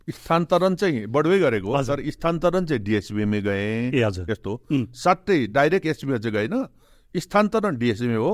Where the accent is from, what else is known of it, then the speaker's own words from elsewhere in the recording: Pikhuwa, Koshi Province, Nepal; मेरो गाउँ पिखुवा यता